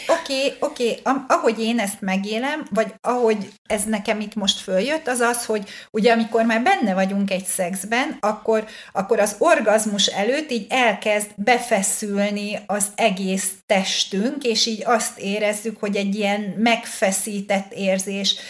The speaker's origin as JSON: {"language": "Hungarian", "country": "Hungary", "said": "hát nyilván magyar vagyok"}